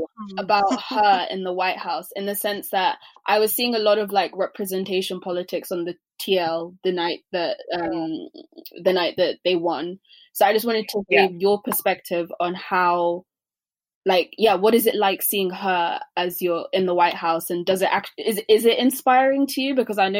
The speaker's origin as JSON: {"language": "English", "country": "United Kingdom", "said": "But then also I look here at the UK and I look at us as Black British people."}